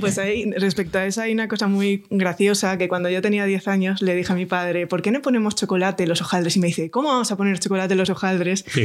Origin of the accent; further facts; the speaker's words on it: Astorga, Castile and León, Spain; yo soy de Astorga, eh, leonesa de pura cepa